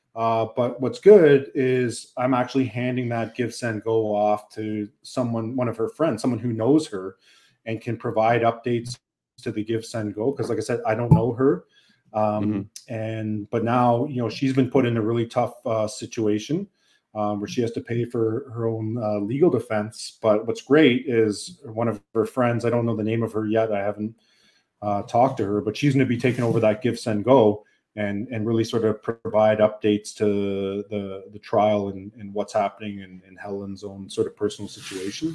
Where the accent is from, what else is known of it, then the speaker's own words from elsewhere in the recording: Canada; us as Canadian citizens